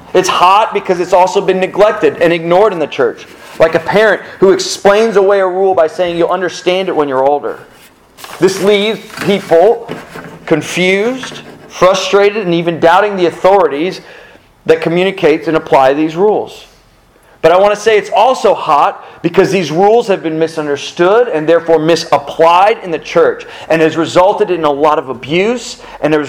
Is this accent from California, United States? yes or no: no; South Florida, United States; growing up in South Florida